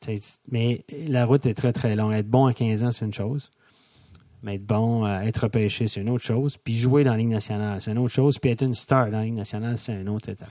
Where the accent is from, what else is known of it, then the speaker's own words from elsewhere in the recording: Donnacona, Quebec, Canada; accent: Québécois; moved away as an adult; also born or lived in Montreal, Canada; now in Switzerland; je viens de la région de Québec, ouais. Donnacona, euh, une demi-heure de Québec. J'ai étudié à euh, cégep à Cap-Rouge